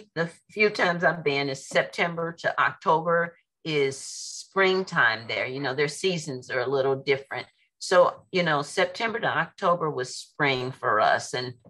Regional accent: St. Louis, Missouri, United States; moved away as an adult; now in San Antonio, United States; Well, my hometown is St. Louis

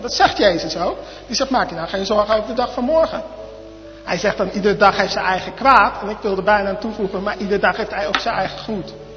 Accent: Arnhem, Gelderland, Netherlands; also born or lived in Gouda; now in Zwijndrecht, Netherlands; ik ben geboren in Gouda, opgegroeid in Arnhem. En ik woon nu in Zwijndrecht

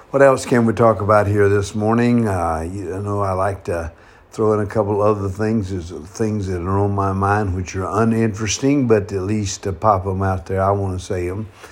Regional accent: North Carolina, United States; now in San Francisco, United States; my hometown back in North Carolina

